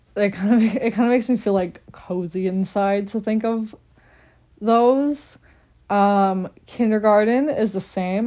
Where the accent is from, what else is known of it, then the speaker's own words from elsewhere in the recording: Randolph, Massachusetts, United States; I'm from Randolph, Massachusetts.